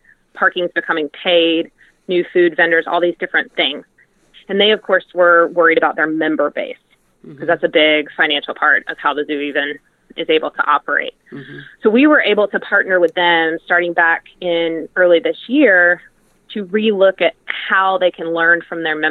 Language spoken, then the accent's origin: English; Atlanta, Georgia, United States; I'm from Atlanta